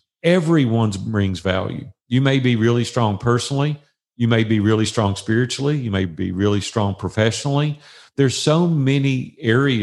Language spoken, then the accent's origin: English; Nashville, Tennessee, United States; that's my hometown